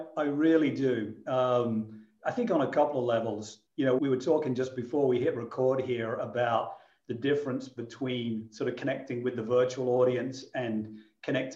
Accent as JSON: {"language": "English", "town": "Boston", "region": "East Midlands", "country": "United Kingdom", "tie": "born or raised there", "also_born_or_lived": "London", "moved": "as an adult", "lives_now": "Philadelphia, United States", "said": "I grew up in a very small town in England called Boston"}